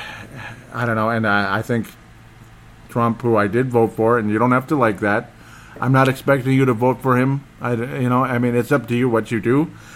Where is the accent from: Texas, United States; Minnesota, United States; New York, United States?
Minnesota, United States; Golden Valley; I'm from Golden Valley, Minnesota